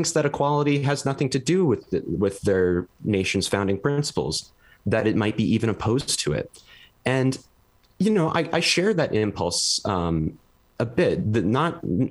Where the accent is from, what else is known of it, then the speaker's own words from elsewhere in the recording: Fargo, North Dakota, United States; moved away as an adult; also born or lived in Boise, Idaho; I'm originally from Fargo, North Dakota, and then I did my undergrad at Boise State